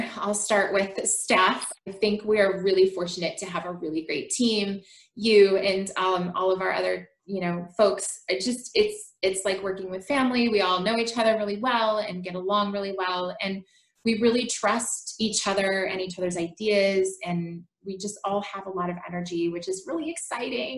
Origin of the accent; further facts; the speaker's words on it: Portland, Oregon, United States; I was born and raised in Portland, Oregon. I still live here.